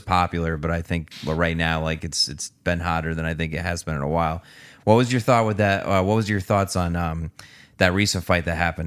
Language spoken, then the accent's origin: English; Newtown, Connecticut, United States; moved away as an adult; also born or lived in Danbury, Connecticut; now in Brookfield, United States; I'm from Newtown. Went over to Danbury